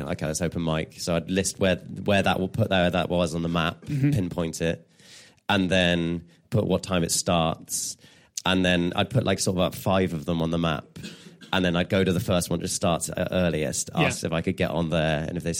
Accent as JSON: {"language": "English", "region": "England", "country": "United Kingdom", "said": "I'm English."}